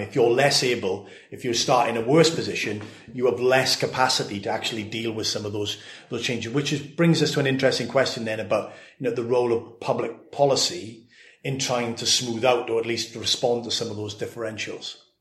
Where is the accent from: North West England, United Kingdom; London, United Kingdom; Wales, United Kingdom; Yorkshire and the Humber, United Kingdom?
Wales, United Kingdom; Swansea; my hometown of Swansea